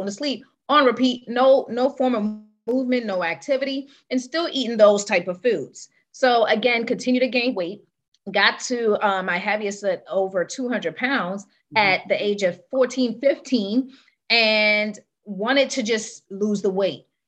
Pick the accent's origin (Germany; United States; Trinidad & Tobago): Trinidad & Tobago; born and raised in Trinidad